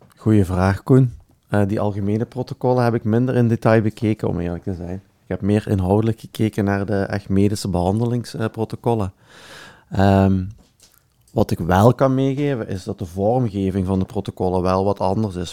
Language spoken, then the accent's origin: Dutch; Belgium; accent: Belgian; mijn Belgisch accent